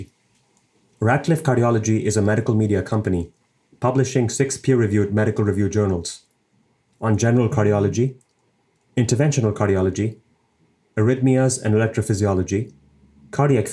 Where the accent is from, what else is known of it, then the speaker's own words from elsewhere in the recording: India; now in Cleveland, United States; my home country, India